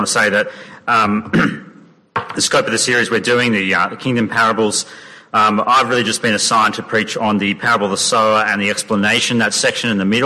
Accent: Sydney, New South Wales, Australia; now in Perth, Australia; the summers growing up in Sydney

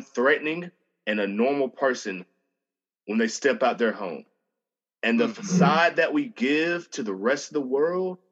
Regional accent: Montgomery, Alabama, United States; I grew up in Alabama my whole life

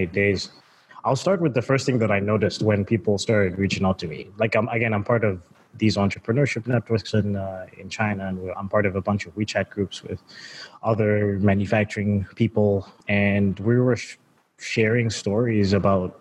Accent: Zambia; moved away; also born or lived in United States / Canada; I was born in Zambia, Southern Africa. So while I grew up, you know, my parents are pretty well off, and I moved to the States and Canada

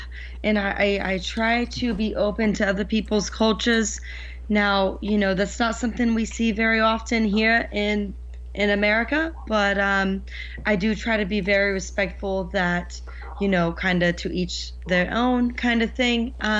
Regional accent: New Jersey, United States; also born or lived in Seattle / Portland; Yes, I was actually born and raised in Jersey.

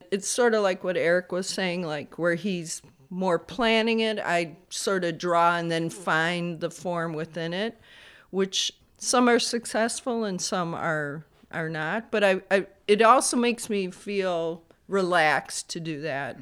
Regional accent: Bolingbrook, Illinois, United States; also born or lived in Chicago; Technically born in Chicago on the south side, and was raised in Bolingbrook

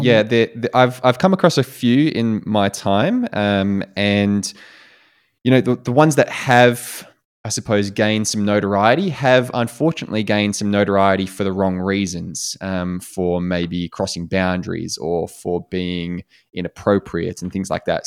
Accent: Australia; moved away as an adult; also born or lived in United States; as an Australian

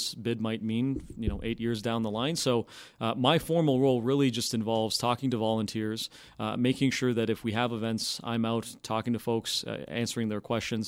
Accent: Stoney Creek, Ontario, Canada; So I'm from originally from Stoney Creek, Ontario.

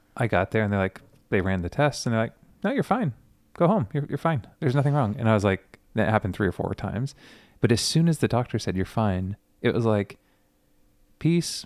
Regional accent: Southern California, United States; growing up in Southern California, Friday nights, guitars on the beach with my youth group.

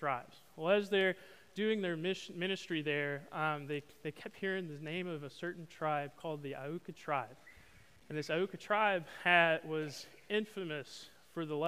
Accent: Arkansas, United States; moved away as an adult; now in Beaumont, United States; I'm from Arkansas

